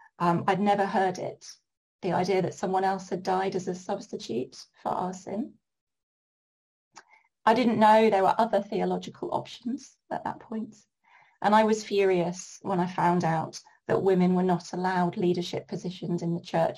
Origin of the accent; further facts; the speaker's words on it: Norwich, East of England, United Kingdom; born there; also born or lived in York / Brighton / Ipswich / Bury St Edmunds; I was born in Norwich and I have also lived in York, in Brighton, in Ipswich, in Bury St Edmunds